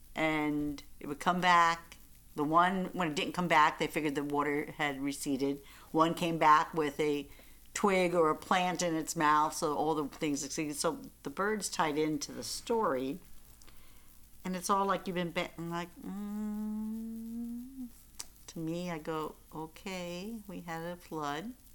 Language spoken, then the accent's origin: English; Central Islip, New York, United States; I grew up in Central Islip, I mean, New York